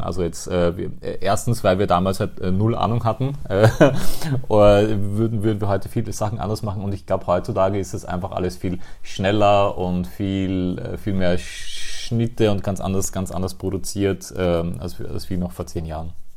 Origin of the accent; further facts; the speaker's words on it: Austria; ich komme aus Österreich